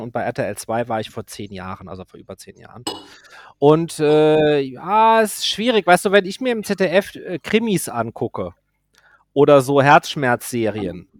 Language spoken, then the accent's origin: German; Germany; also born or lived in Côte d'Azur, France; ich bin hier aufgewachsen und ich liebe meine Heimat